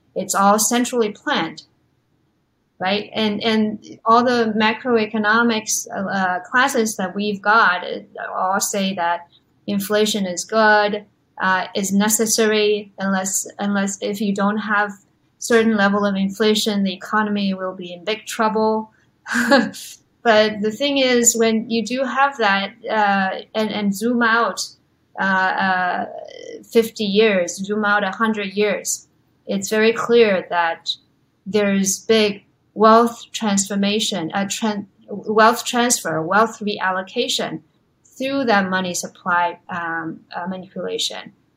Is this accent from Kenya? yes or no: no; China; moved away; also born or lived in Los Angeles / New York; I grew up in China